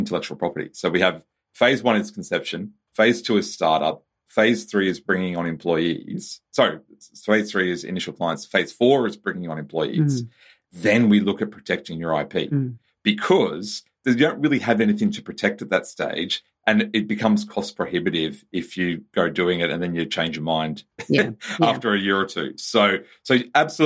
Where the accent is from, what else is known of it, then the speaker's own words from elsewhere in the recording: Australia; as an Australian